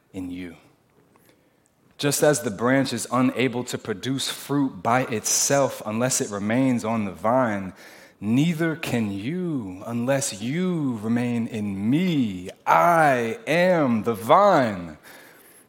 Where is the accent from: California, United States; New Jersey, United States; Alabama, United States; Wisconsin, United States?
New Jersey, United States; I'm from Jersey.